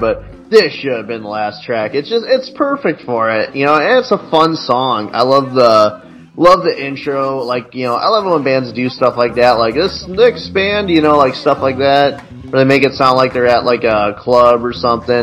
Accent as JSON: {"language": "English", "region": "Illinois", "country": "United States", "said": "I'm from Illinois, so I you know I was born when the Bulls had their big like run."}